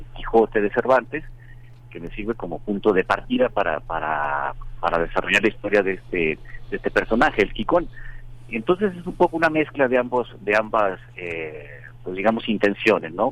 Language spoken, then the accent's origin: Spanish; Culiacán, Sinaloa, Mexico; moved away; yo crecí en, en, Culiacán, en Sinaloa